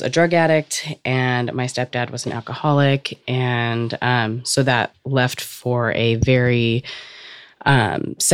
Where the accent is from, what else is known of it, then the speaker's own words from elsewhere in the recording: Cypress, California, United States; California, and we grew up in a trailer park